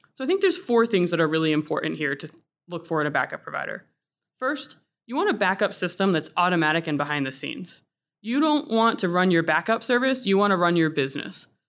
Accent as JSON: {"language": "English", "region": "Florida", "country": "United States", "tie": "born or raised there", "moved": "yes", "lives_now": "New England, United States", "said": "I grew up in Florida"}